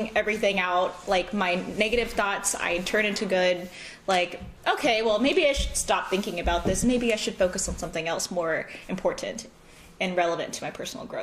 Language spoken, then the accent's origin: English; Southern California, United States; accent: American; also born or lived in Los Angeles; now in St. Louis, United States; growing up in Southern California